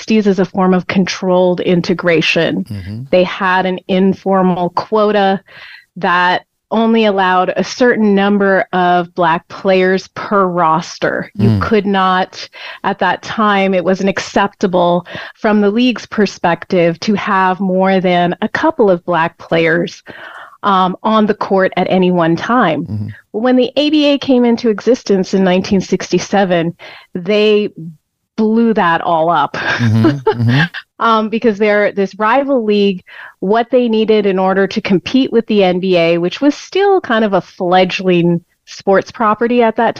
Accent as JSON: {"language": "English", "country": "Canada", "tie": "born or raised there", "said": "I grew up in Canada"}